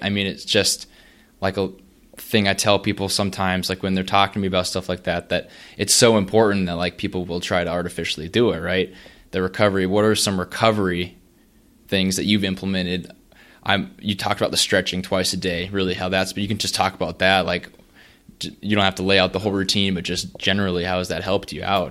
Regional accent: North Dakota, United States; moved away as an adult; now in Lincoln, United States; I'm from North Dakota, but eventually came down here

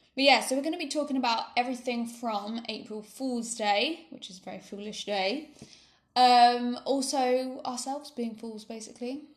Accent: United Kingdom; now in Spain; We're a British couple living in Spain

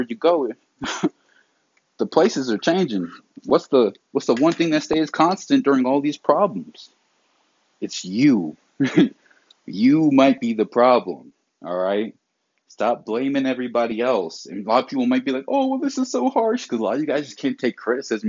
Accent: the South, United States; I'm from the South

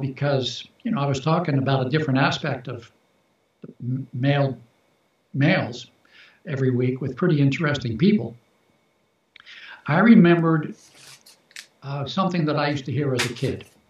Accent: Baltimore, Maryland, United States; I was born in Baltimore, Baltimore, Maryland

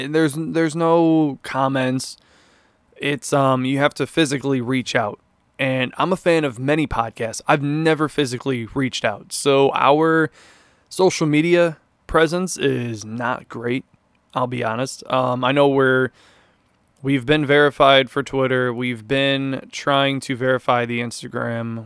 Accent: Chicago area, Illinois, United States; I am from Chicago, not really the city

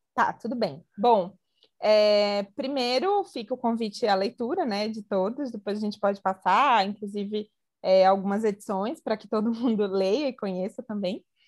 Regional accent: Brazil; A gente como brasileiro

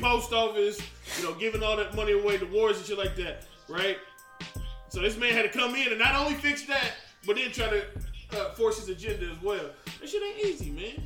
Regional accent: the South, United States; I'm from the South. That's how we was raised

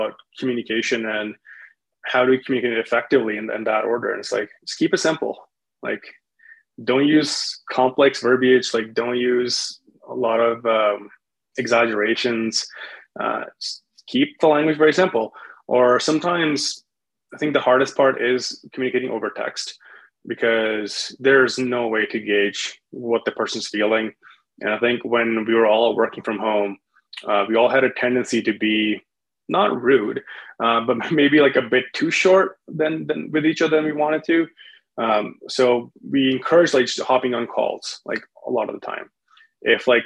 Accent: India; also born or lived in Winnipeg, Canada; now in Calgary, Canada; I'm from India.

